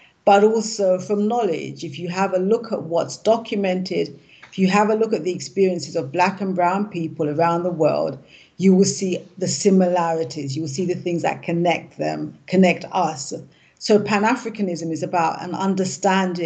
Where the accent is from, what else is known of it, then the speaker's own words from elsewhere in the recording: London, United Kingdom; also born or lived in Jamaica (heritage); now in Ghana; I was born in London. My parents are from Jamaica, so I'm of Jamaican heritage. I'm currently in Ghana